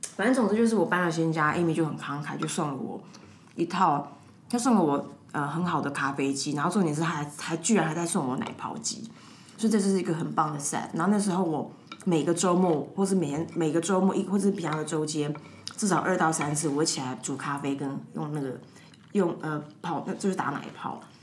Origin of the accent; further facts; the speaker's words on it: Taiwan; 我们就是台湾人